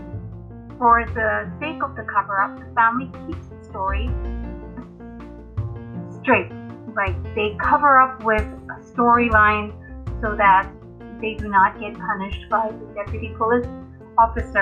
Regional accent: Mumbai, Maharashtra, India; I'm from India, born in Mumbai. Indian native

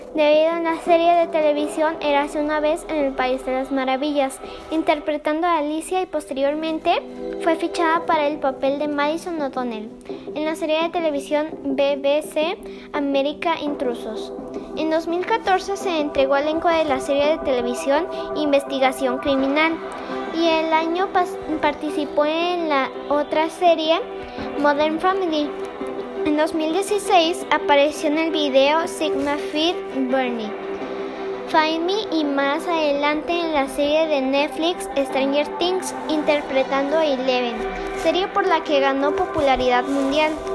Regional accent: Guadalajara, Jalisco, Mexico; soy de Guadalajara

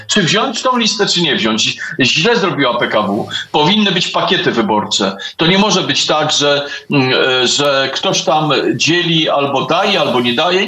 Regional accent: Warsaw, Masovian Voivodeship, Poland; Warszawa jest moim miejscem na ziemi i e, tu się urodziłem, tu się wychowałem i tu pewnie umrę.

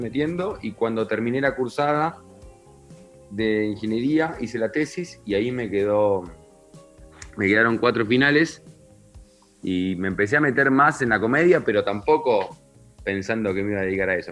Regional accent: Comodoro Rivadavia, Chubut, Argentina; moved away; also born or lived in Neuquén; yo me crié en Comodoro Rivadavia, después viví en Neuquén

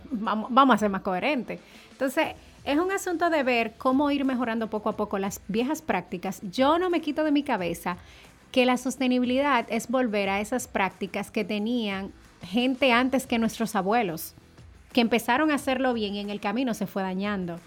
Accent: Dominican Republic; como dominicanos al fin

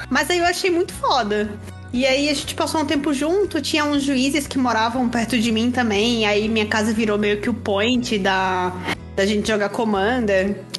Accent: Maceió, Alagoas, Brazil; eu sou de Maceió, Lagoas

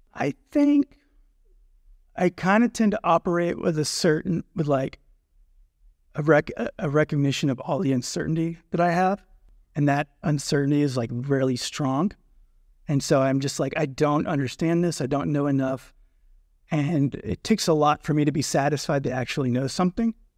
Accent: North Georgia, United States; also born or lived in Athens, Georgia; I grew up in North Georgia, kind of a rural area.

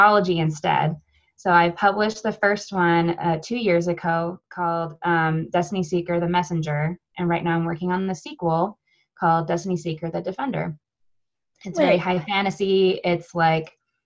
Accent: United States; I'm from America, I guess you can tell that from my beautiful accent

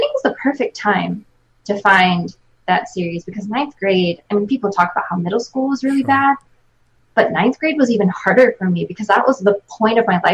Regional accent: Chadds Ford / Kennett Square area, Pennsylvania, United States; I grew up kind of in Chatsworth, Kent Square area

